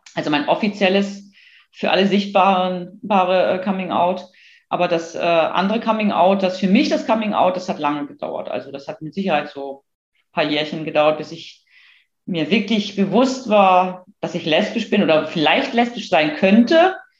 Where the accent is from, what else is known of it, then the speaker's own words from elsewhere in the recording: a small town in northern Germany, Germany; Ich bin in einer norddeutschen Kleinstadt aufgewachsen